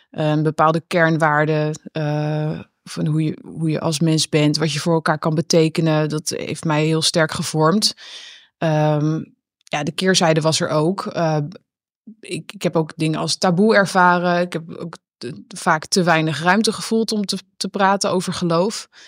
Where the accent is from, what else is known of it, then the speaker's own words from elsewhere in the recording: Netherlands; ik ben natuurlijk opgegroeid in de Nederlandse cultuur.